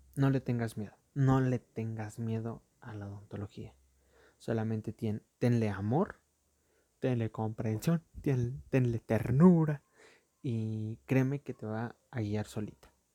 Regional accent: Mexico; mi país

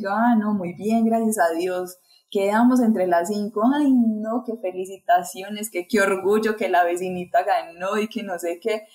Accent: Colombia; aquí en mi país

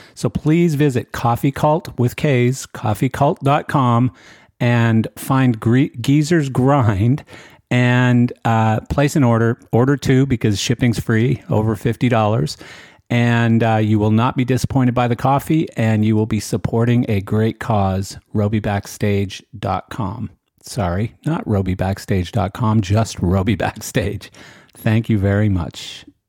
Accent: Western Canada, Canada; growing up in Western Canada

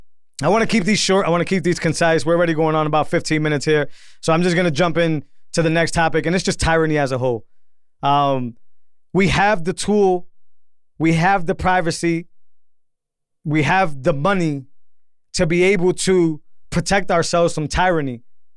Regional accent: Massachusetts, United States; I grew up in Massachusetts. I've always never even thought about owning a gun. Why? And I grew up in the projects, right?

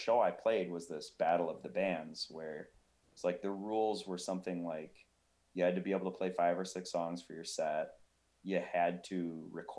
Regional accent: Eau Claire, Wisconsin, United States; also born or lived in North Carolina; now in Minneapolis, United States; I grew up in Eau Claire, Wisconsin, which is right over the border from the Twin Cities

